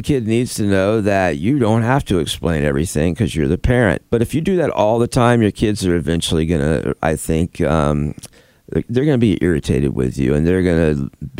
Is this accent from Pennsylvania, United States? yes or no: no; Florida, United States; moved away; I grew up in Florida.